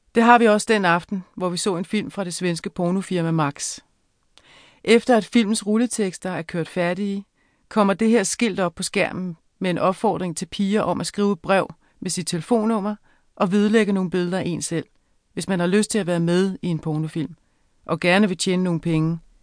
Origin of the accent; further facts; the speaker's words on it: Avedøre, Capital Region of Denmark, Denmark; also born or lived in Frederiksberg; jeg voksede op i et parcelhusområde i Avedøre i 70'erne og starten af 80'erne